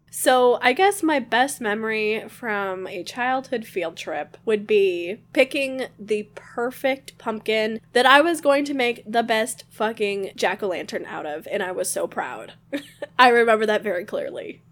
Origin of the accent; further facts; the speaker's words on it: Michigan, United States; I grew up in Michigan.